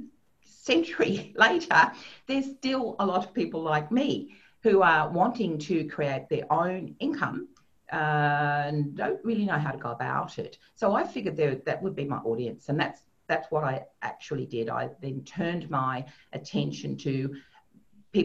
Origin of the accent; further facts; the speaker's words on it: Sydney, New South Wales, Australia; born and bred in Sydney, and I have moved around a little bit, but that is where I live